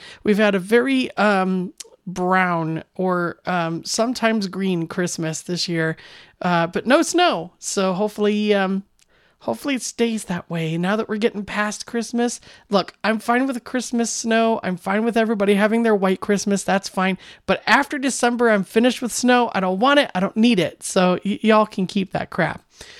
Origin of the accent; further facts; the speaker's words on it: Arizona, United States; now in Minnesota, United States; my home state would be Arizona.